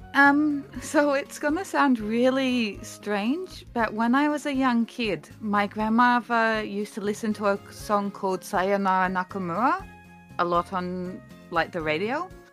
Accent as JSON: {"language": "English", "region": "South Australia", "country": "Australia", "tie": "born or raised there", "also_born_or_lived": "Kansai, Japan", "moved": "as an adult", "lives_now": "Japan", "said": "I'm originally from Australia, born and raised, but I've been living in Japan for the last eleven or twelve years"}